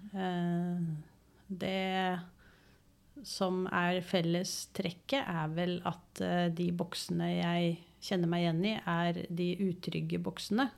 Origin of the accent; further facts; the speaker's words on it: Oslo, Norway; moved away as an adult; now in Engerdal, Norway; er født og oppvokst i Oslo.